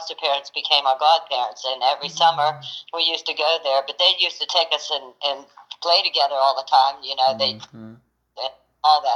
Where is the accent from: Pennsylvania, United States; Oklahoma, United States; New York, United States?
Pennsylvania, United States; New Kensington; We grew up in New Kensington